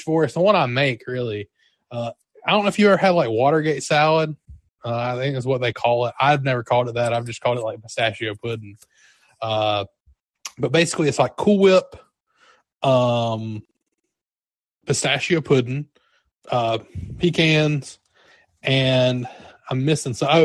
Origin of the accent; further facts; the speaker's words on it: Georgia, United States; Jeremy and I are from the South. I'm from Georgia